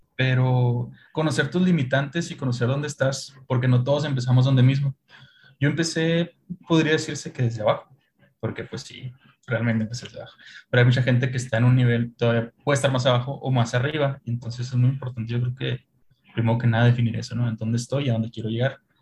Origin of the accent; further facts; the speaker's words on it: Chihuahua, Mexico; somos de Chihuahua